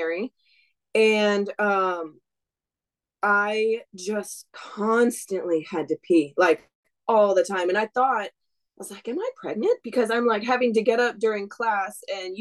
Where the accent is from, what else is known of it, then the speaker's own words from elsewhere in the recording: Wisconsin, United States; moved away as an adult; now in Washington, United States; I grew up in Wisconsin